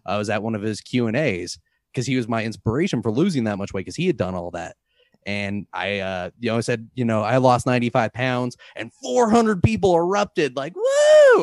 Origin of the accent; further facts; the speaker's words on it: St. Louis, Missouri, United States; now in Boulder, United States; I'm from Saint Louis